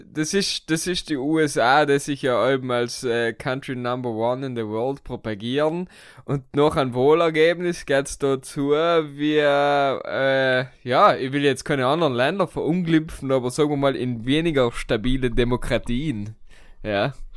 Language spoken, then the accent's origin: German; Italy; wir sind ja Italiener